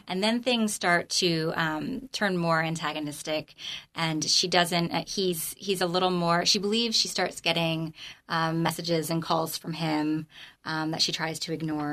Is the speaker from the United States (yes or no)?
yes; Freehold, New Jersey, United States; moved away as an adult; also born or lived in North Carolina; I grew up in the Freehold area